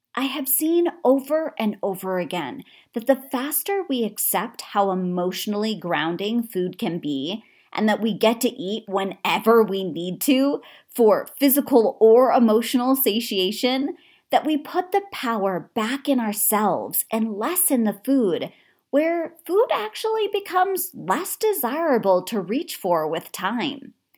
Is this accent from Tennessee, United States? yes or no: no; Connecticut, United States; I grew up in Connecticut